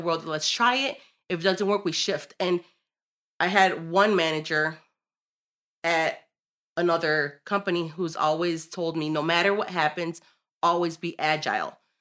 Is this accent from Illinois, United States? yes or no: yes; Chicago, Illinois, United States; I'm born and raised in Chicago